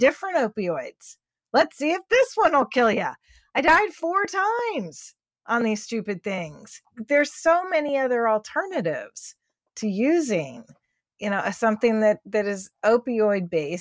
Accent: Houston, Texas, United States; also born or lived in Columbus, Ohio; I'm Texan

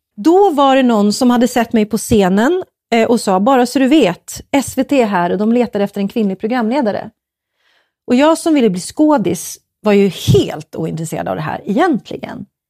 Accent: Uppsala, Uppsala County, Sweden; moved away as an adult; also born or lived in Stockholm; jag är från Uppsala

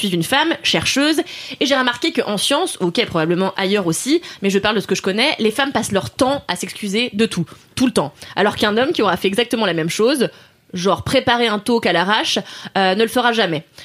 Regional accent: Nantes, Pays de la Loire, France; je viens de Nantes

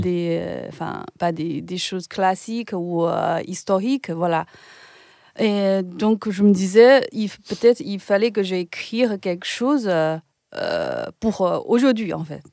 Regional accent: Ningbo, Zhejiang, China; French is a second language; moved away as an adult; now in France; je devais retourner dans, dans ma ville natale, Ningbo. C'est une ville à côté de Shanghai

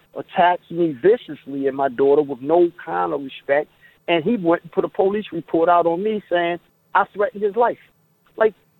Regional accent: Baltimore, Maryland, United States; now in Florida, United States; I'm from, born and raised in Baltimore

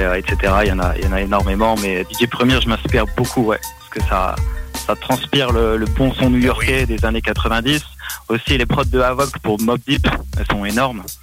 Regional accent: Metz, Grand Est, France; je viens donc de France, dans le nord-est, c'est une ville qui s'appelle Metz.

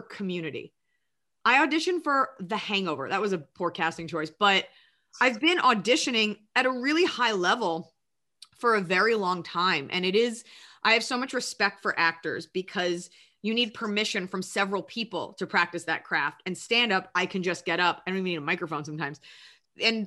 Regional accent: Dallas, Texas, United States; I'm from Dallas, Texas

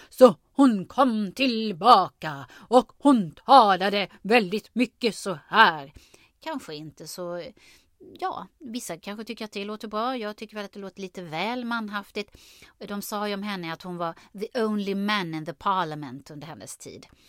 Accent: Karlskrona, Blekinge, Sweden; accent: Blekinge dialect with uvular r; Och jag har ju dialekt, jag är från Blekinge, Karlskrona. Där pratar vi så här med tungrotsärren

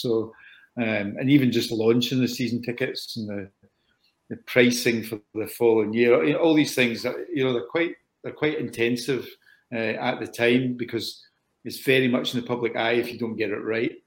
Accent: Scotland, United Kingdom; I'm a Scotsman

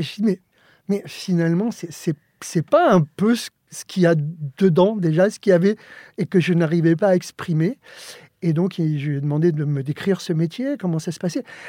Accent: Joinville-le-Pont, Île-de-France, France; French is a second language; also born or lived in Alicante, Spain; je suis arrivé en France, j'avais, j'avais 7 ans

